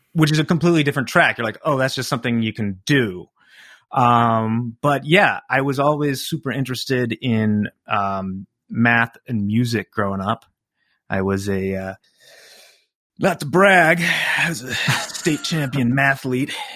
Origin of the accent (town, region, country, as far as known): River Forest, Illinois, United States; born or raised there; also born or lived in Chicago, Illinois